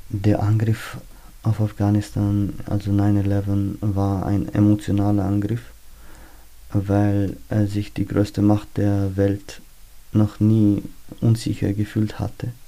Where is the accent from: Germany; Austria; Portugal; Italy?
Austria; Ich bin ein Österreicher